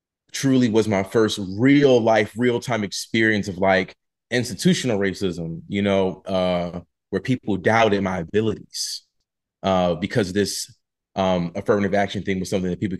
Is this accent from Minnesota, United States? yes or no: no; Philadelphia, Pennsylvania, United States; I'm from Philly, so there was more financial aid that was available for me going there